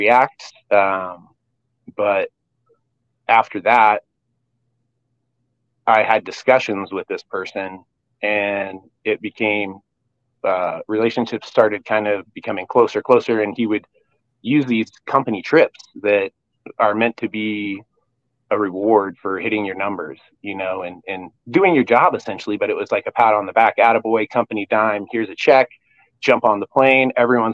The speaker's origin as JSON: {"language": "English", "town": "Eugene", "region": "Oregon", "country": "United States", "tie": "born or raised there", "said": "Originally I'm born and raised in Eugene"}